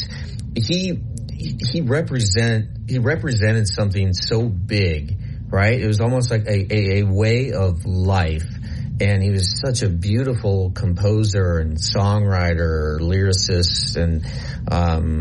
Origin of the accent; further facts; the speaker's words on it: Nebraska, United States; I grew up in Nebraska